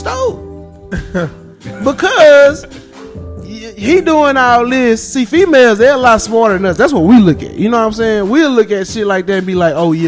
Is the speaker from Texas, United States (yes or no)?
yes; Dallas, Texas, United States; I'm from Oak Cliff